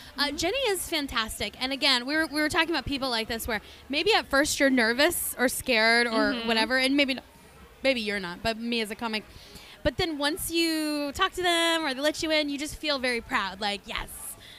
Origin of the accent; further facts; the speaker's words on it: Vista, California, United States; We're from Vista, California.